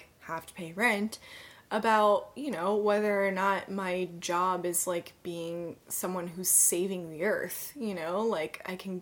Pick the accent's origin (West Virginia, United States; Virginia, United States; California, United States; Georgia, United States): Georgia, United States; Atlanta; now in Los Angeles, United States; my hometown of Atlanta